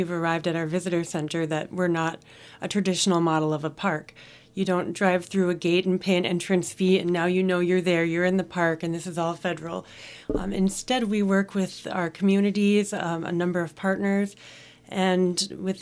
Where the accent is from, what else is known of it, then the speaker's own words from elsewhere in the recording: Ontonagon, Michigan, United States; I grew up in Ontonagon.